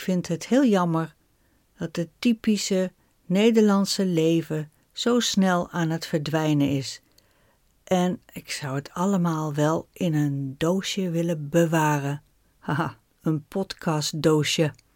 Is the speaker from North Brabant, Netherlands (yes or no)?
no; a village near Groningen, Netherlands; also born or lived in Bolsward, Friesland; toen ik zes was, gingen wij verhuizen naar een dorp vlak bij Groningen. Daar ben ik opgegroeid